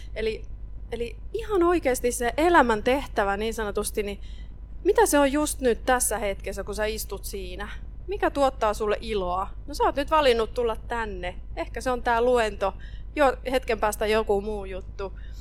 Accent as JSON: {"language": "Finnish", "region": "Ostrobothnia", "country": "Finland", "tie": "born or raised there", "said": "Mä oon Pohjanmaalta kotosi"}